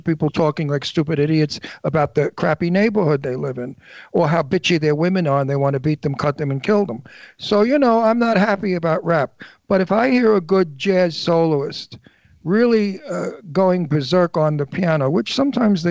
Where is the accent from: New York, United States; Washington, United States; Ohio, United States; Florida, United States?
New York, United States; now in Palm Springs, United States; I'm a native. I was born in Brooklyn.